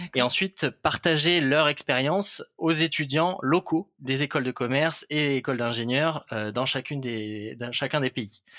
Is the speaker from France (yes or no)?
yes; Toulouse, Occitania, France; moved away as an adult; also born or lived in Lot; now in Paris, France; j'ai grandi à Toulouse, donc j'ai fait mes classes là-bas jusqu'au jusqu'au lycée.